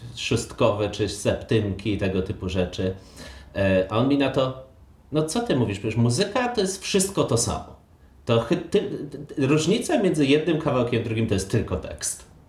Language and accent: Polish; Poland; ja i ty się wychowaliśmy e, w sumie w Polsce